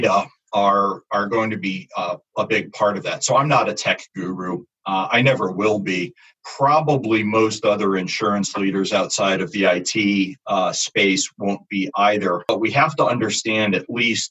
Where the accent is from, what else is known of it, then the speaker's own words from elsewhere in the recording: United States; being an American and operating mostly in the U.S.